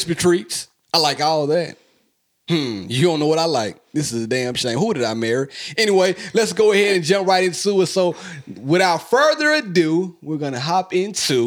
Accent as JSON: {"language": "English", "town": "Hazlehurst", "region": "Mississippi", "country": "United States", "tie": "born or raised there", "said": "my hometown, Hazelhurst, Mississippi"}